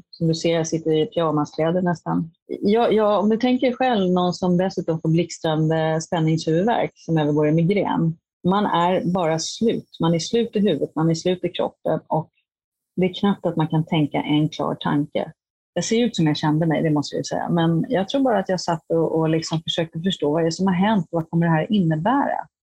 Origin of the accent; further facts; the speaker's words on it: Hollywood, California, United States; now in Sweden; Jag kommer från USA och Hollywood där det är konstant.